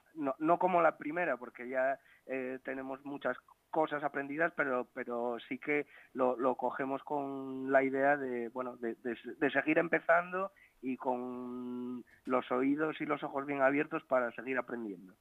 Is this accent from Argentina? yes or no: no; Asturias, Spain; la gente que somos asturianos